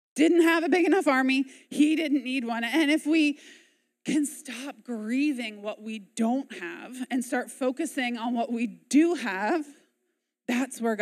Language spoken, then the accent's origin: English; United States; As American